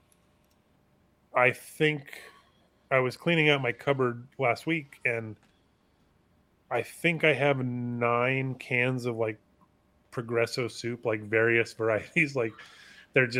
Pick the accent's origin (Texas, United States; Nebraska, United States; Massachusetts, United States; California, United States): California, United States; as a Californian